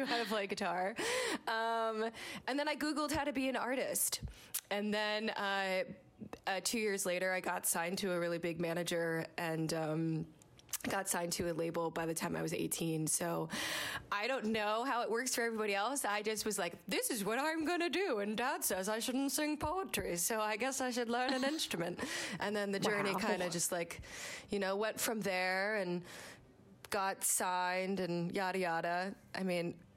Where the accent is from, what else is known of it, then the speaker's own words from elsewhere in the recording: Jersey Shore, New Jersey, United States; I grew up on the Jersey Shore